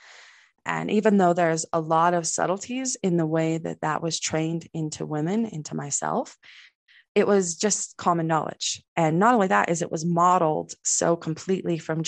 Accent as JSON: {"language": "English", "town": "Salt Lake City", "region": "Utah", "country": "United States", "tie": "born or raised there", "said": "I was raised in the middle of Salt Lake, but we still shut the outside world out"}